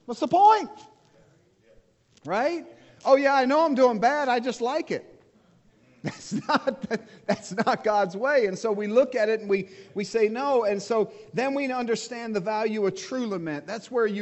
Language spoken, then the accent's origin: English; United States; I'm American